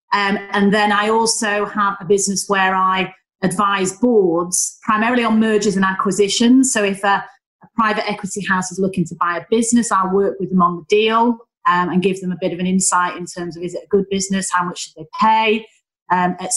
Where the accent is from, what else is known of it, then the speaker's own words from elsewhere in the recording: Manchester, North West England, United Kingdom; accent: Northern; also born or lived in Leeds; I am just an average working class girl from Manchester. You know, I'm the youngest of three daughters. I'm from Stretford.